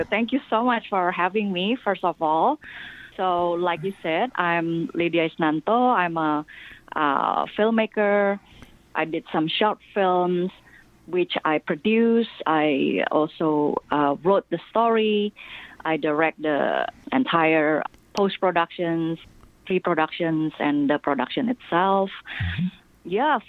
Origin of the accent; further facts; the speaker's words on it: Singapore; moved away as an adult; also born or lived in Indonesia; now in United States; I grew up most of my young adults and adults life in Singapore.